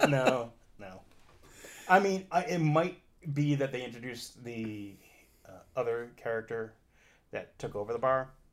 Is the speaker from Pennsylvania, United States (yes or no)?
no; Boston, Massachusetts, United States; accent: Boston; my Boston accent